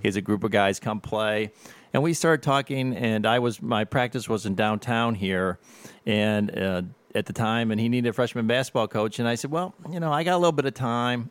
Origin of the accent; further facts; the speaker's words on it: Avon Lake, Ohio, United States; now in Perrysburg, United States; I grew up in Avon, Lake Ohio